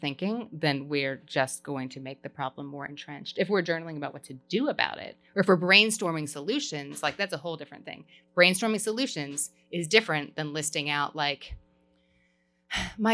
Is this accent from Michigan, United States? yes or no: no; Kentucky, United States; I'm from Kentucky